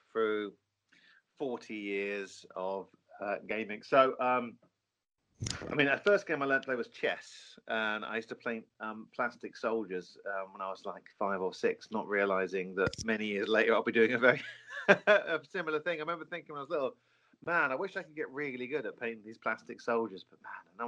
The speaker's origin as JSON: {"language": "English", "area": "Norfolk", "region": "East of England", "country": "United Kingdom", "tie": "born or raised there", "said": "growing up in Norfolk"}